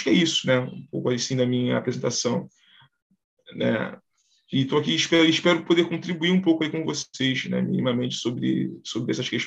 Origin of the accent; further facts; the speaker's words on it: Rio de Janeiro, Brazil; sou do Rio de Janeiro, né, sou do bairro aqui de, de Pilares, né, e eu sou bem, é, eu sou um orixá, né, eu sou, eu tenho, eu sou iniciado, né, a orixá